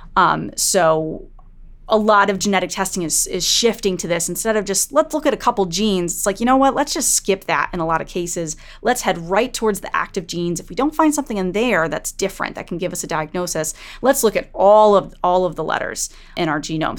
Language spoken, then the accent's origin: English; Connecticut, United States; in Connecticut, in the town next to my hometown